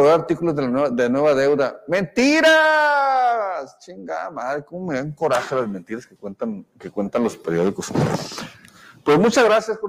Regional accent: Sonora, Mexico; somos periodistas, pero también somos sonorenses

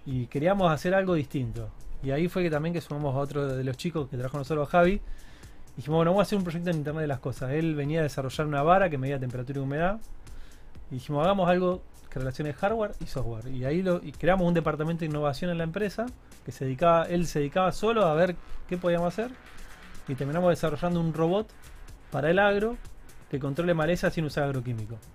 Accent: Rosario, Santa Fe, Argentina; Yo nací en Santa Fe Capital, pero de chiquito me vine a Rosario. Me considero rosarino

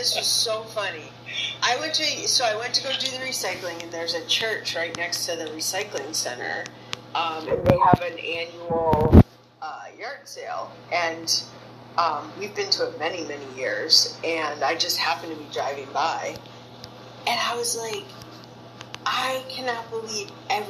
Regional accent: Boston, Massachusetts, United States; Yeah, Boston. I grew up in Jamaica Plain. It's a neighborhood of Boston.

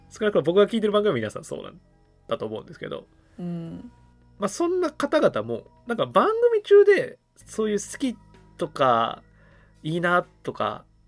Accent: Kumamoto, Japan; moved away; 俺もともと熊本出身やから

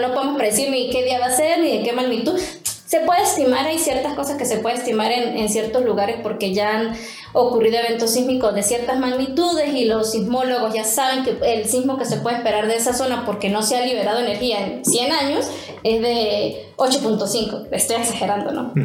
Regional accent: Venezuela; moved away as an adult; now in Mexico; yo soy venezolana, egresada de una universidad en Venezuela.

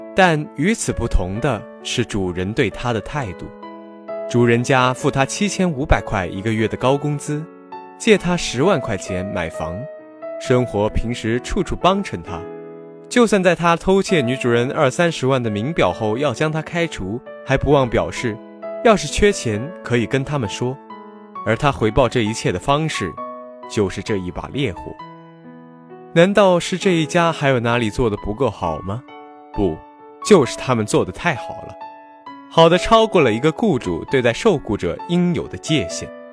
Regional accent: Huai'an, Jiangsu, China; moved away as an adult; now in Nanjing, China; 我在南京大学，距离我的家乡江苏淮安一百九十五公里

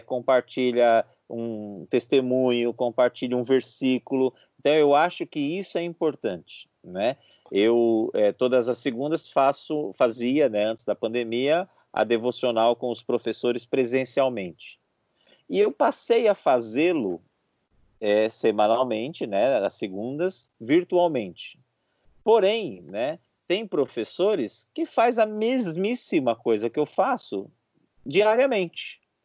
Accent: Brazil; Nós somos brasileiros

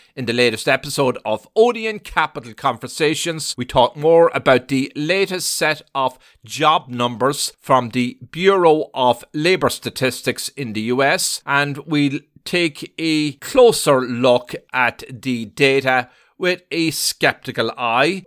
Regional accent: Ireland; now in United States; I was born and raised in another in, in Ireland

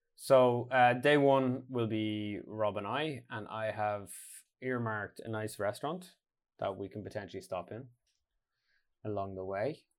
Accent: Ireland; now in Norway

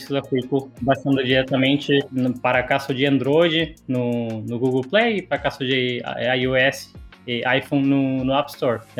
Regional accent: Argentina; Portuguese is a second language; now in São Paulo, Brazil; Eu sou argentino, cheguei em São Paulo, eu não, não tinha é, dinheiro vivo no bolso

